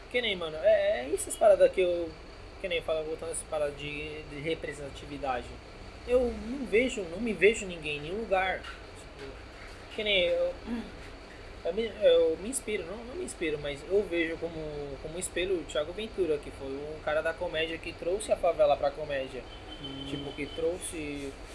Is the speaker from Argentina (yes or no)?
yes; Argentina; first language Spanish; Portuguese is a second language; now in São Paulo, Brazil; Eu sou argentino, porém minha mãe é boliviana.